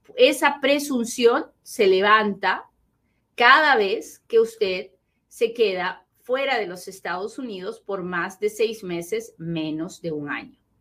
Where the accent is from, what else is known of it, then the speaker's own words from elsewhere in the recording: Peru; now in United States; así hablo, pues soy bien peruana, así hablo